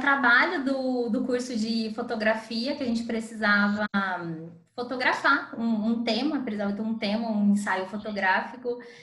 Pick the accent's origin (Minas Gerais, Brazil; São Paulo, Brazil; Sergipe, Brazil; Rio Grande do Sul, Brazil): São Paulo, Brazil; moved away as an adult; now in Ouro Preto, Brazil; Sou natural de São Paulo, atualmente moro em Ouro Preto